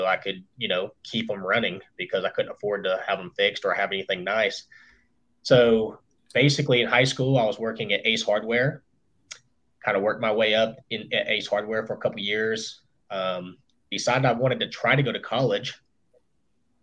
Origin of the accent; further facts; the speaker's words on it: Hiram, Georgia, United States; also born or lived in Kennesaw, Georgia; I was raised in Hiram, Georgia, which is a little bit further to the northwest of Atlanta.